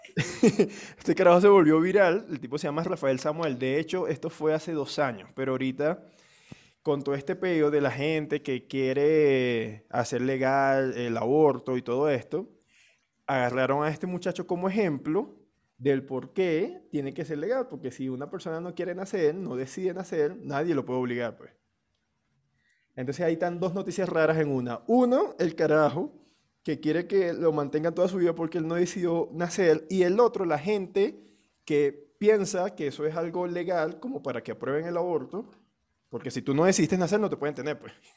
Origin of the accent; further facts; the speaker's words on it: Venezuela; now in Colombia; nosotros no emigramos de Venezuela